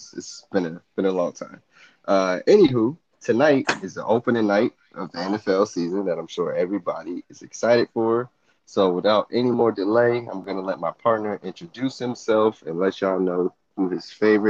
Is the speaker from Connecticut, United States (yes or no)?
yes; Connecticut, United States; we're both from Connecticut